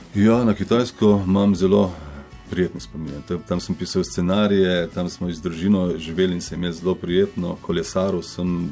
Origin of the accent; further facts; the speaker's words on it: Slovenia; also born or lived in Koper / Kamnik / China; da sem iz Slovenije